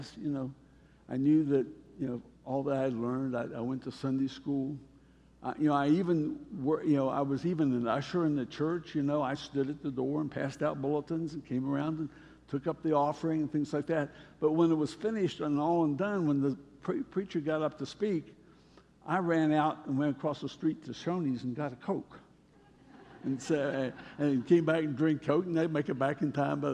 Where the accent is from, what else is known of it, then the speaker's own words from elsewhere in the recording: Charleston, West Virginia, United States; I was born in Charleston, West Virginia.